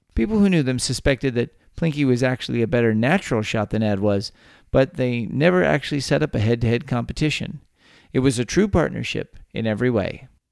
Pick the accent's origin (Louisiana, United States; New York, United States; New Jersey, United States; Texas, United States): Texas, United States; born or raised there